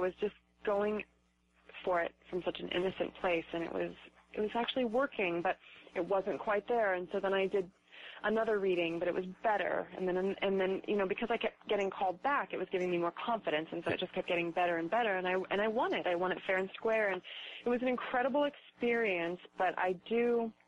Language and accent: English; Reno, Nevada, United States; I grew up in Reno